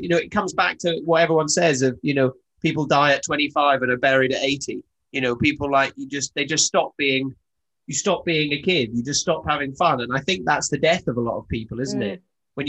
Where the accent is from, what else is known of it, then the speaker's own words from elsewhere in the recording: the Highlands of Scotland, United Kingdom; I grew up in the Highlands of Scotland